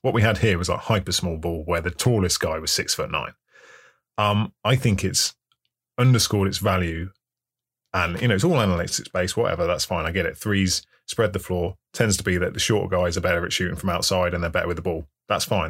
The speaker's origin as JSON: {"language": "English", "region": "England", "country": "United Kingdom", "said": "I'm English"}